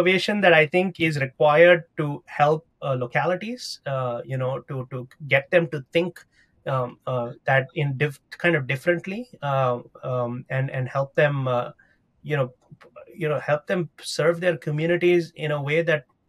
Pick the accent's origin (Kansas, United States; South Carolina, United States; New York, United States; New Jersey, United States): New York, United States; New York City; Of course, you know, as a New Yorker, I will say that I'm waiting in a line is the worst thing that you could ask any New Yorker.